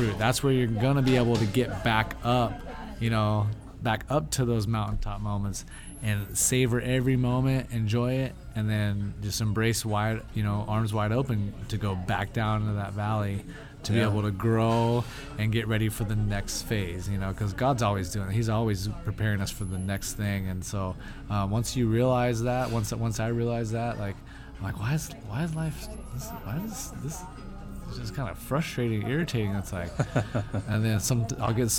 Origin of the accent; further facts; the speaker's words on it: United States; being American